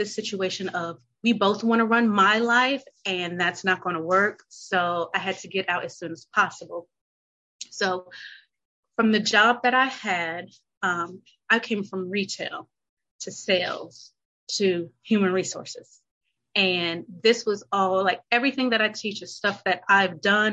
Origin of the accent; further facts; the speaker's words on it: North Carolina, United States; moved away as an adult; also born or lived in Chicago; I'm from North Carolina